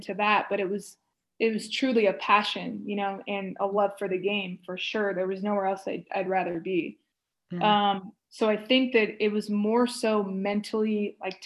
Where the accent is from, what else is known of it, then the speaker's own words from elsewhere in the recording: Stockton, California, United States; moved away as an adult; It was close to Stockton. It was close to my hometown.